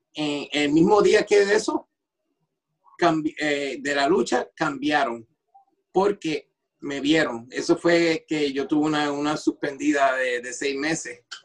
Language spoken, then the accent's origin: Spanish; Rockland County, New York, United States; also born or lived in Puerto Rico; en New York, en Rockland County, donde, de donde yo soy.